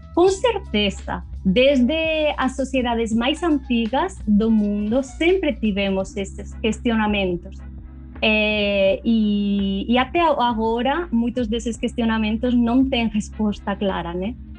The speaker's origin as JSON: {"language": "Portuguese", "region": "Region of Murcia", "country": "Spain", "second_language": "Portuguese", "moved": "yes", "said": "eu sou de uma região do sul da Espanha, chamada Múrcia"}